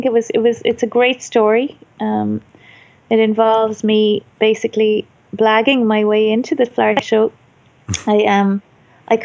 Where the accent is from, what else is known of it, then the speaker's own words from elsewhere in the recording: Ireland; being Irish